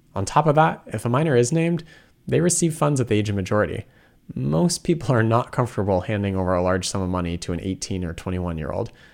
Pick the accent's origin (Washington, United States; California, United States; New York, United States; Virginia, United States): Washington, United States; moved away; I'm originally from Washington State